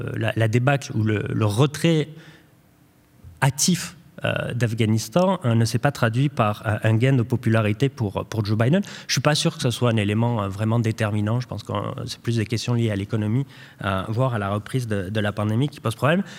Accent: France; en tant que Français

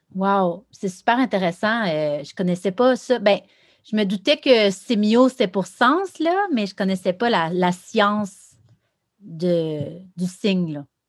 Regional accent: Rivière-du-Loup, Quebec, Canada; moved away as an adult; je viens de Rivière-du-Loup. Euh, j'étais là un peu comme toi, là, jusqu'à 17, 18 ans

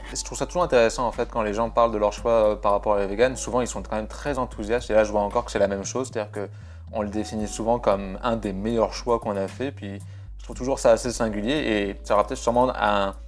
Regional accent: France; je suis français

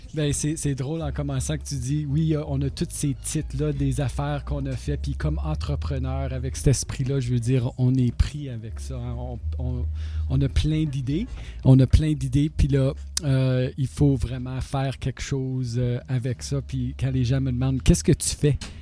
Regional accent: North Bay, Ontario, Canada; also born or lived in Toronto; Je venais de North Bay

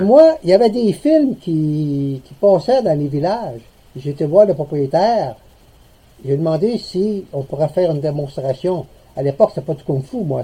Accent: Lévis, Quebec, Canada; also born or lived in Montreal / Saguenay; now in Gaspésie, Canada; je suis natif de Lévis, donc j'ai connu un peu les euh, petites places

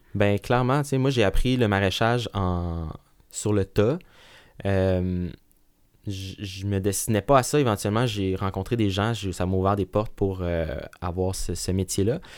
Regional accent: Laval, Quebec, Canada; also born or lived in Sherbrooke; je suis né euh, à Sherbrooke, qu'on euh, pourrait qualifier comme une, ville euh, qui de, grande, moyenne taille. Puis, mais j'ai été élevé principalement à la banlieue, en banlieue à Laval

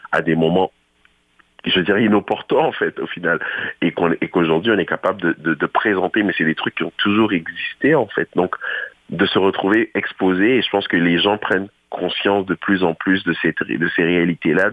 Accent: Ontario, Canada; on s'est dit, ah, OK, je suis franco-ontarien, on apprécie notre langue, on apprécie nos, nos, on apprécie notre façon de parler.

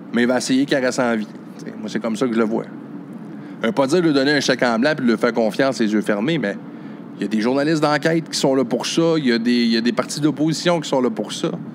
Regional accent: Chute-aux-Outardes, Quebec, Canada; j'habitais chute aux Outardes, mon village natal

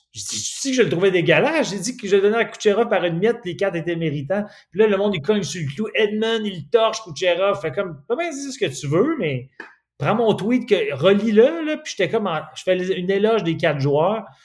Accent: Quebec City, Quebec, Canada; je viens de Québec

